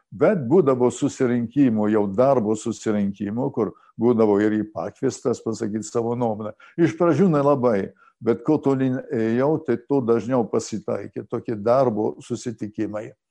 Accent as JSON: {"language": "Lithuanian", "country": "Lithuania", "said": "aš lietuvis"}